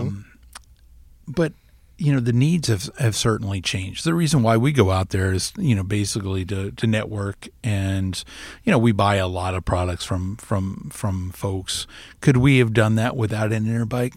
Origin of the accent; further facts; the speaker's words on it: South Florida, United States; now in Iowa, United States; growing up in South Florida